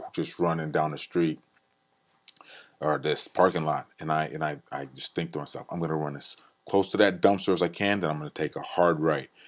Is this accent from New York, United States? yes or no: no; Iowa, United States; Growing up in Iowa